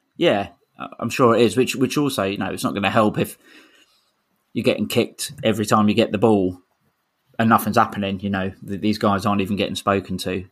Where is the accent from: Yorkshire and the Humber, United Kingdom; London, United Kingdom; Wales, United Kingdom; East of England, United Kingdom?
London, United Kingdom; I was born in Camberwell, so I'm proper